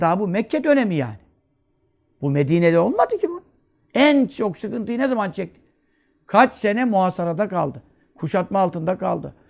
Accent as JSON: {"language": "Turkish", "country": "Turkey", "said": "Ben Türk'üm"}